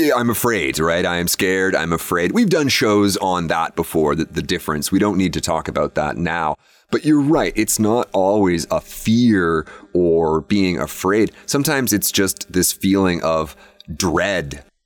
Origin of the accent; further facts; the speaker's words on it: Canada; my Canadian countrymen